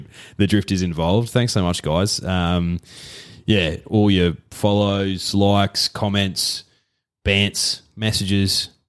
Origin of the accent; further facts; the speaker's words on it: Australia; We're Aussie cricket fans and every Australian cricket fan has every right to, you know, support or pot their players.